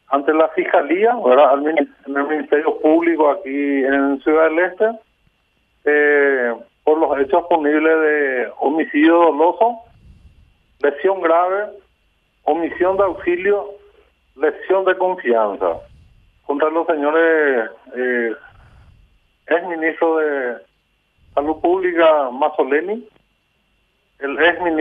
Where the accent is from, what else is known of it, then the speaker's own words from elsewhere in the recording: Paraguay; also born or lived in Ciudad del Este; víctimas que somos todos los paraguayos